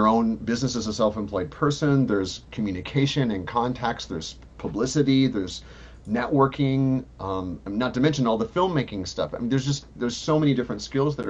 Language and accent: English; Missouri, United States; I was part of performing ensembles as a pianist in my hometown in Missouri